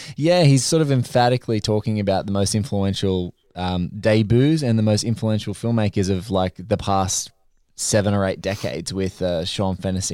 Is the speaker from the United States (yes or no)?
no; Australia; the only annoying thing for me as an Australian is that I can't see the damn show.